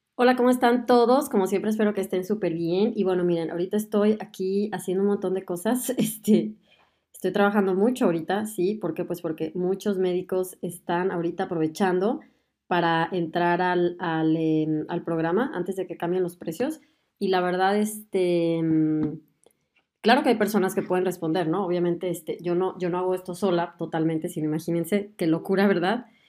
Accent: Mexico; moved away as an adult; now in Germany

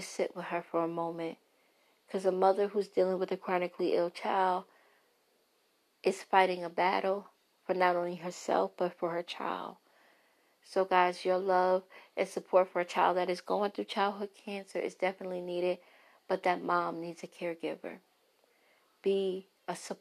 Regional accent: New York City, New York, United States; accent: Brooklyn; My Brooklyn accent

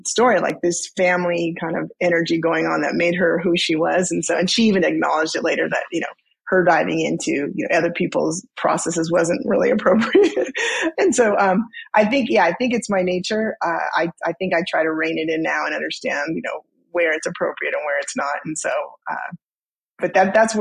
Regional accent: Southern California, United States; I grew up in Southern California

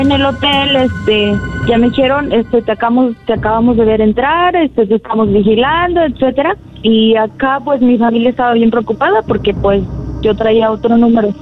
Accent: Tlaltenango, Mexico; me sacaron de aquí, de mi pueblo

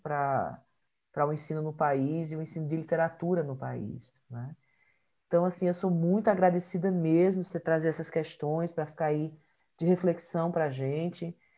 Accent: Ceará, Brazil; eu sou natural do Ceará

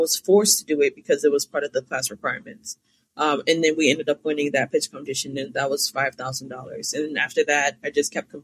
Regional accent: Cambridge, Massachusetts, United States; I'm from Cambridge, Massachusetts

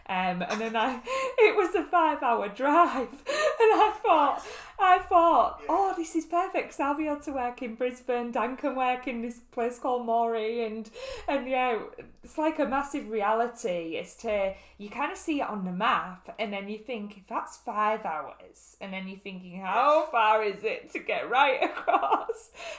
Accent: Hull, Yorkshire and the Humber, United Kingdom; moved away as an adult; now in New South Wales, Australia; I'm from Hull, which you probably tell from my accent

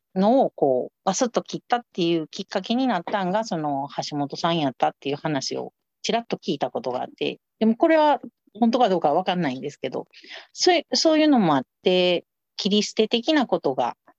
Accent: Osaka, Japan; 私ら在日韓国人やから、賛成権ないんで、それの投票すらもできないんですね。ここでずっと暮らしてんのに

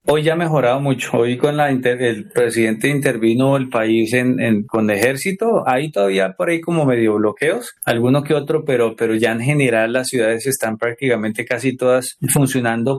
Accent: Colombia; aquí en Colombia escuchábamos salsa

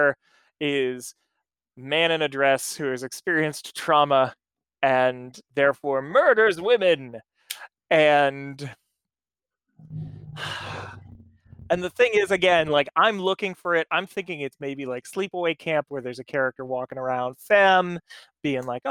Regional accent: United States

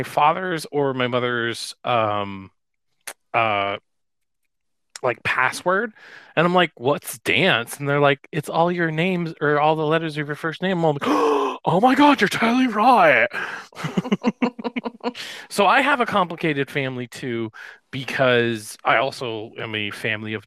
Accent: Mountain Home, Idaho, United States; also born or lived in Shreveport, Louisiana; I was born in Shreveport, Louisiana, and then moved to Idaho, and went to Mountain Home. Mountain Home is pretty much where I was raised and everything.

